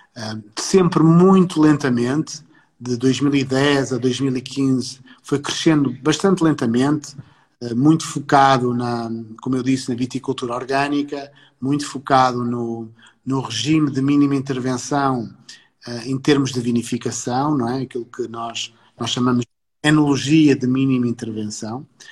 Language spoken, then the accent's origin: Portuguese; Porto, Norte, Portugal; Eu não sou, eu não sou nem sequer sou do Alentejo, sou do Porto.